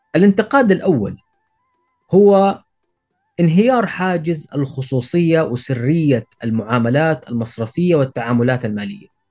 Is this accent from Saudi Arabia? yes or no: yes; Saudi Arabia; عندنا في السعوديه